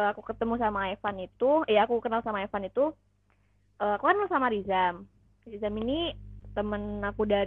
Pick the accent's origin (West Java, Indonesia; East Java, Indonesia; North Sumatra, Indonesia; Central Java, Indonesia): East Java, Indonesia; Surabaya; Dan aku juga berasal dari kota Surabaya